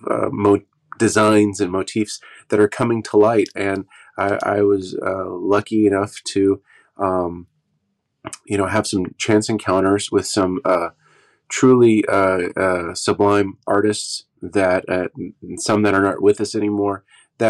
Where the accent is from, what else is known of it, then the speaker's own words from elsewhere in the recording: Oklahoma, United States; also born or lived in Los Angeles; where I grew up here in Oklahoma